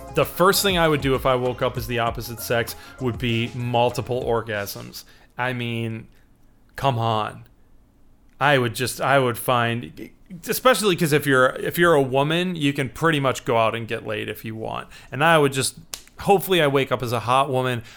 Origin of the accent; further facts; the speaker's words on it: Chicago, Illinois, United States; I'm from Chicago, Illinois.